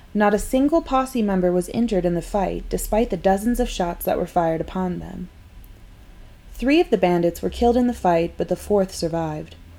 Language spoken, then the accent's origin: English; Carson City, Nevada, United States; I was born and raised in Carson City, the capital of Nevada